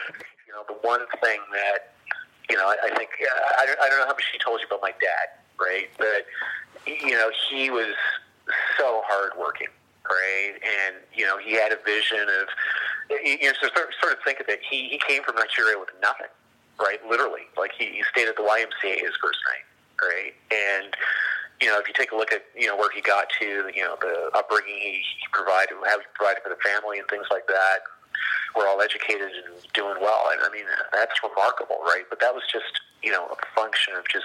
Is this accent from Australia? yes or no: no; Canada; I associate myself as being a Canadian of African descent